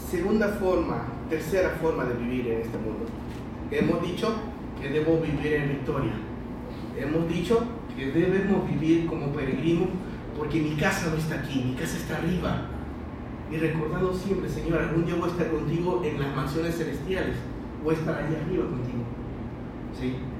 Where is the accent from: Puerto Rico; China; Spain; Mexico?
China; now in Panama; mi pasaporte es chino porque nací en China. Llegué a Panamá, ¿sí? cuando era jovencito